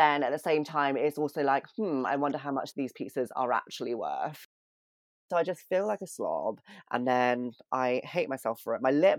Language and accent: English; United Kingdom; I'm British.